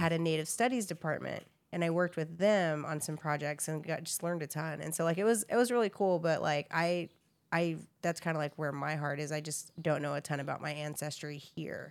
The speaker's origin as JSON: {"language": "English", "region": "Texas", "country": "United States", "tie": "born or raised there", "said": "I grew up in Texas, so everybody, like, thinks we're Mexican"}